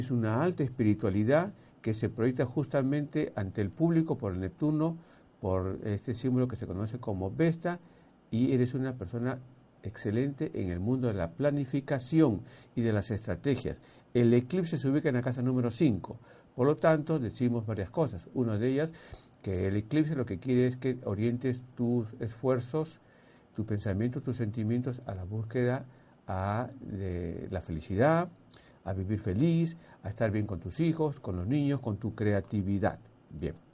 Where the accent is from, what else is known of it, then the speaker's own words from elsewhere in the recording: Peru; como peruano